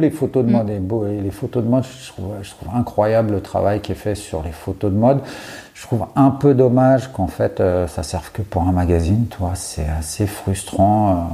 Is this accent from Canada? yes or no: no; Courbevoie, Île-de-France, France; sur la partie courbevoie de la, de, la défense, euh, puisque c'est là où j'ai grandi.